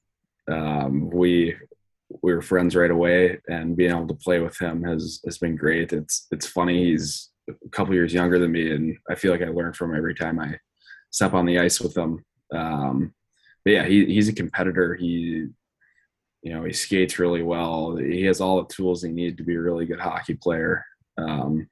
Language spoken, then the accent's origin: English; Moorhead, Minnesota, United States; now in Grand Forks, United States; I grew up in Morehead, Minnesota